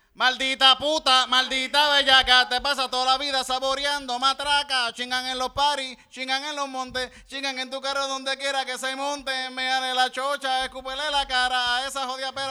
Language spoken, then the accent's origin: Spanish; Yauco, Puerto Rico; yo soy de Yauco